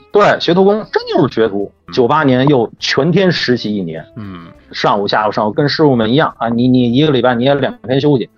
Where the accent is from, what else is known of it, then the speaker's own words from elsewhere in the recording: Beijing, China; also born or lived in Wuhan; 我是从什刹海边上涨起来的